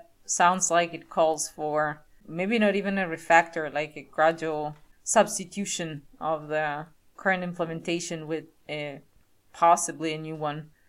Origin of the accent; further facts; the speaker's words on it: Italy; moved away; I come from Italy.